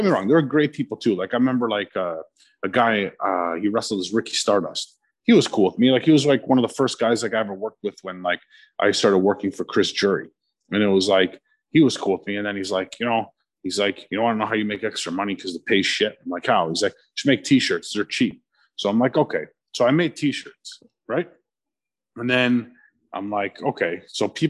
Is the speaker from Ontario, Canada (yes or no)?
yes; Chester Lee, then Markham, Ontario, Canada; growing up in Chester Lee, like I played hockey